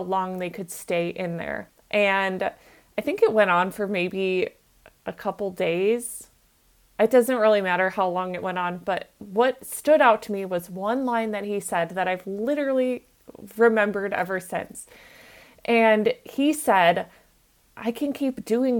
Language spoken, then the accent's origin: English; Minnesota, United States; I grew up in Minnesota